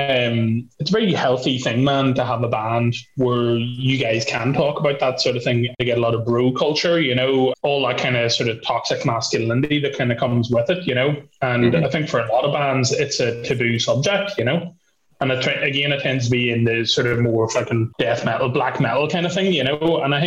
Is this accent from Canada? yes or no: no; Ireland; there's certainly something about being Irish, you know, in our relationship with booze especially